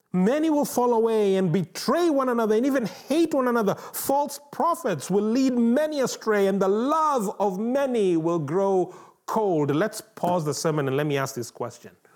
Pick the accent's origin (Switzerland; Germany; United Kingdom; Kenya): Kenya; moved away; growing up in Kenya